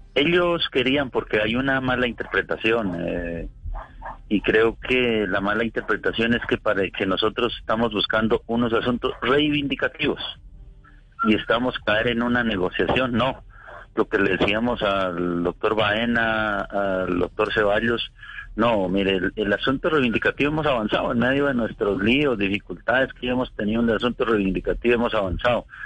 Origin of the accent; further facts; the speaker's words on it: Colombia; somos colombianos y como colombianos sentimos la necesidad